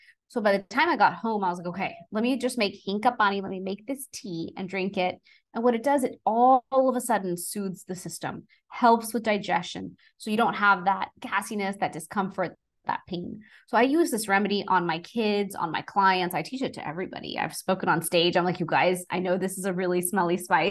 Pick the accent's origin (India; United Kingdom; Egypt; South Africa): India; growing up in Indian household, we have something called a masal dhani. It's like a round little box with all our Indian spices in there.